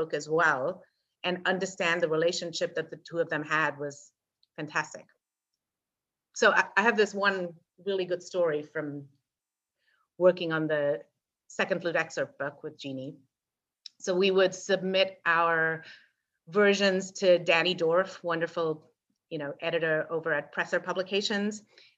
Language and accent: English; England, United Kingdom; Apparently, I came from England with not enough control over my vibrato.